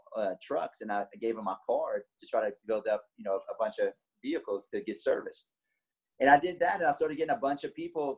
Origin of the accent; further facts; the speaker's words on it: Lafayette, Louisiana, United States; I'm from Lafayette, Louisiana, 38 years old